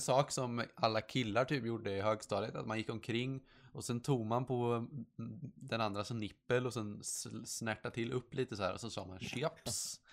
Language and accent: Swedish; Sweden; Jag är svensk